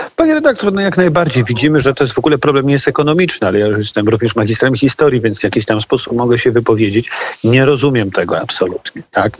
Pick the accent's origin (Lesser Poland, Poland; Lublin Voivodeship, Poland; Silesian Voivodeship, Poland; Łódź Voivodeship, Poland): Łódź Voivodeship, Poland; Łódź; wywodzę się z Łodzi